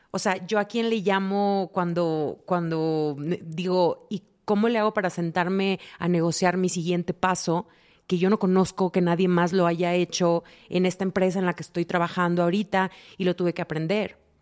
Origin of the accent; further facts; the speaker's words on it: Mexico; siendo latinas, siendo mexicanas, la mayoría venimos como de familias donde se espera algo de ti